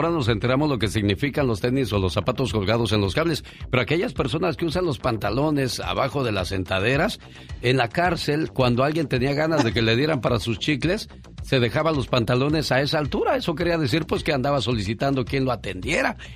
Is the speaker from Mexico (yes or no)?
yes; Tomatlán, Puebla, Mexico; moved away; Un día salí de Tomatlán, Puebla, pero Tomatlán, Puebla nunca